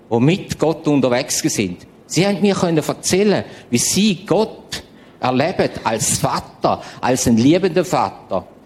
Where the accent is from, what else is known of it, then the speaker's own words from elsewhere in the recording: St. Gallen, Switzerland; Ich weiß, ich bin auch Schweizer, St. Galler, Gastenländler, Landwirtschaft, eng, eng.